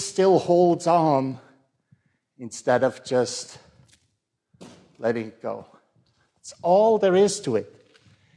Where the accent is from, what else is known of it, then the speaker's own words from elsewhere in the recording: Switzerland; I grew up in the Protestant church in Switzerland